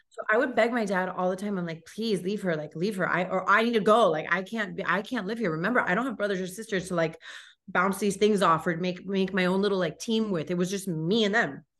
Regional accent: Miami, Florida, United States; I grew up here in Miami, born and raised, grew up in Kendall

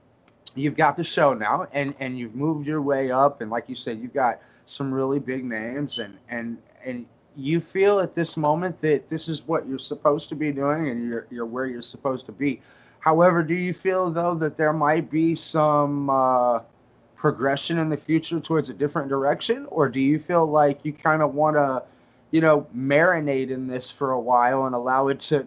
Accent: Indianapolis, Indiana, United States; I grew up in the Midwest. And Indianapolis, you know, Indiana area.

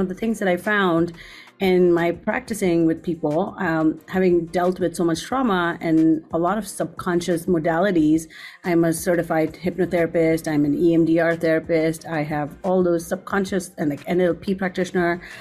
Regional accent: India; moved away as an adult; I grew up there for 18 years, and my parents still live there. My whole family still lives there

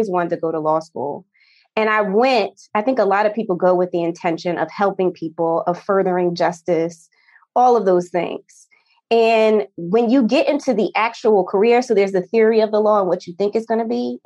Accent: New Jersey, United States; moved away; I'm from New Jersey originally

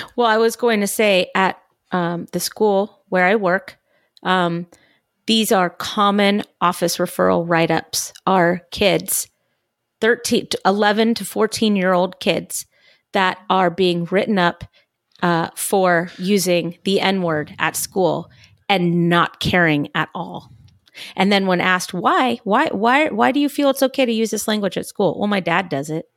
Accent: California, United States; born and raised in California, like I was

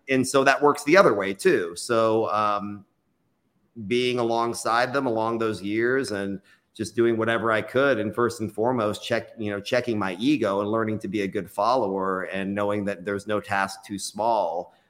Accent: Austin, Texas, United States; also born or lived in New York City; I was born and raised in Austin. It's my hometown

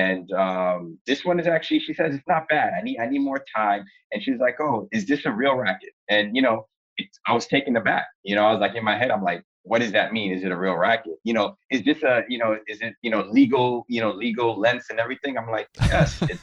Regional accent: New York City, New York, United States; where I grew up in East Flatbush, Brooklyn

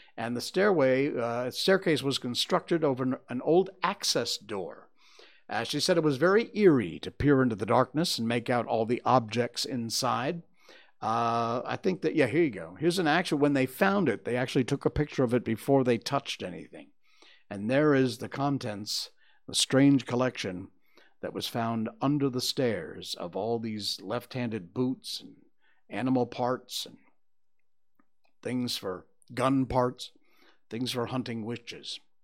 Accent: United States; now in Malaysia; I'm American, so I say flour

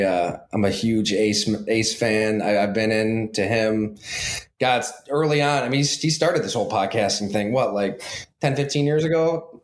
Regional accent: Ellicottville, New York, United States; went to high school at Ellicottville

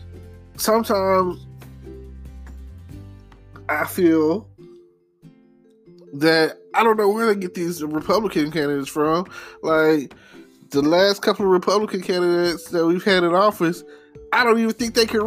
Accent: Texas, United States; I'm a Texan

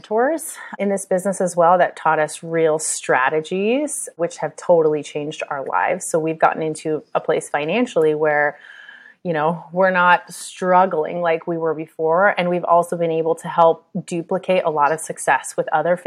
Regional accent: United States; I'm American

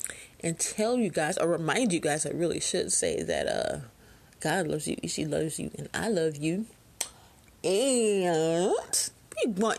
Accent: Alabama, United States; He might be your pet, but I'm from Alabama. That's a snake.

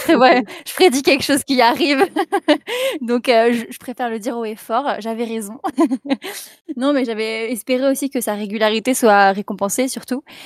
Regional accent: Brittany, France; je suis bretonne

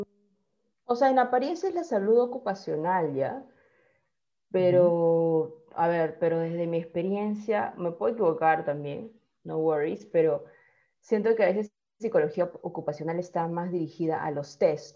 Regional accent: Peru; tú ya siendo peruano

